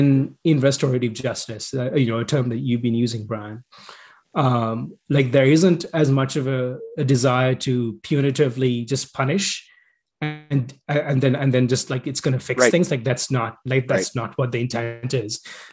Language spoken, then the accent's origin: English; Canada; We're all Canadian, though, right?